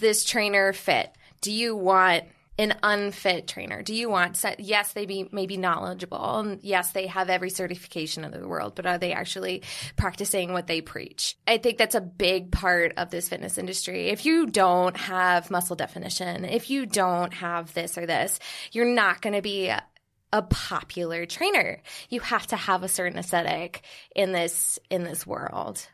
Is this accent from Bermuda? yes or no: yes; Bermuda; moved away as an adult; now in New York City, United States; I'm originally from Bermuda.